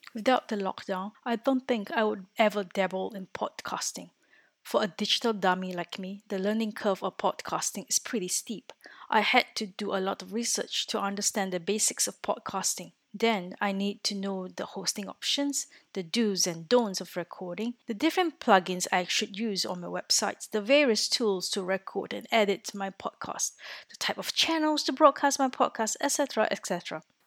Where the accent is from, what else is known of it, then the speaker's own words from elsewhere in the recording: Singapore; moved away as an adult; now in Orsay, France; I am originally from Singapore, a little country in Southeast Asia, and have been living in France for four years